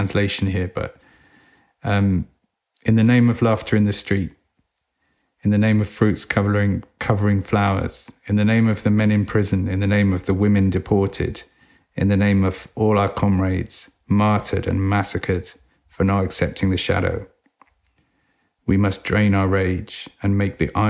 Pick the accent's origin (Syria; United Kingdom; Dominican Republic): United Kingdom; England; We read it as English people